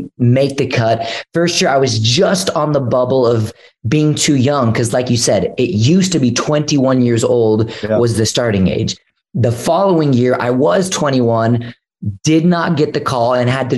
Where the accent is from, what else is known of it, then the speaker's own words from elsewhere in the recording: Houston, Texas, United States; I grew up in Houston, Texas, where there's like millions and millions of people